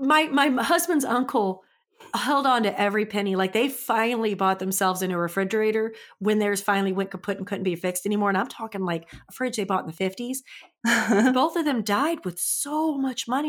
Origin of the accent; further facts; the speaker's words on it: St. Louis, Missouri, United States; I'm from Saint Louis, just F Y I, and I moved to a rural town